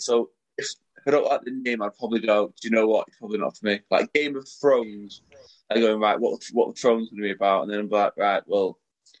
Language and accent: English; Salford, North West England, United Kingdom; I'm from Salford. I was going to support Salford.